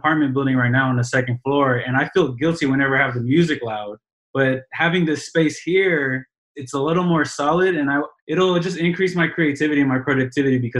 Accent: Long Beach, California, United States; I'm from North Long Beach, California, born and raised

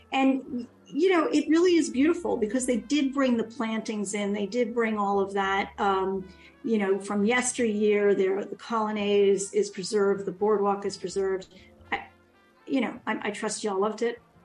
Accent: New York City, New York, United States; I grew up near Coney Island, uh, went there all the time with my dad, my grandmother. Um, you know, because we were on Ocean Parkway and it was my playground.

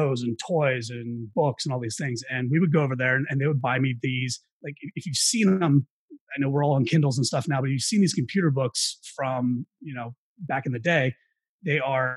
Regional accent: Carlisle, Pennsylvania, United States; moved away as an adult; also born or lived in Florida; I grew up in central Pennsylvania, a small town called Carlisle, less than 20,000 people

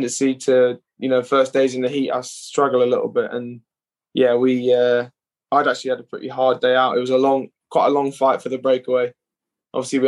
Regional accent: United Kingdom; being British

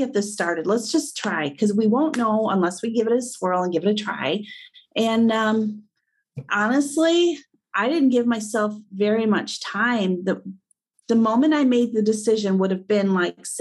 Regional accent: Midwest, United States; I was born and raised in the Midwest.

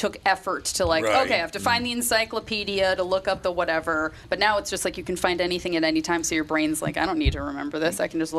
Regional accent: Minnesota, United States

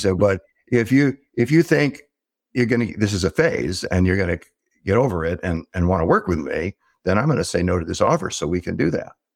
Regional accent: Southern California, United States; I grew up in Southern California

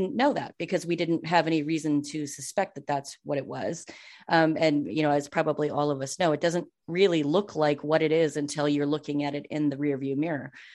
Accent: Minnesota, United States; also born or lived in Western Wisconsin; I'm from Minnesota, as Mindy said. And so, like, I lived in Minnesota. My, my family is actually from Western Wisconsin

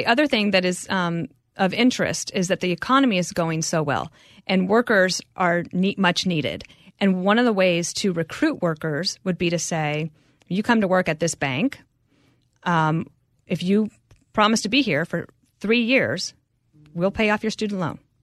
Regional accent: Denver, Colorado, United States; also born or lived in Wyoming; So my parents moved there, but that was really like moving to the big city. I was two years old, but then I was at that elementary school till I think I was eleven.

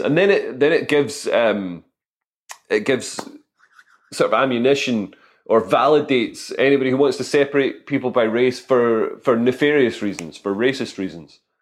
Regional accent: Scotland, United Kingdom; moved away; also born or lived in London; I'm Scottish, I'm not posh

